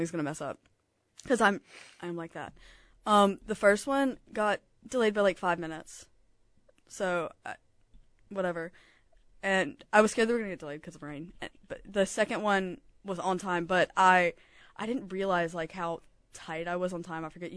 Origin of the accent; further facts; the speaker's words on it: Alabama, United States; I'm from Alabama.